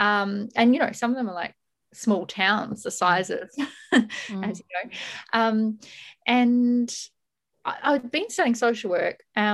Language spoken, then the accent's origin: English; Camden, New South Wales, Australia; moved away as an adult; now in New Zealand; I grew up in Camden, which I'm currently sitting in at my parents' place in lockdown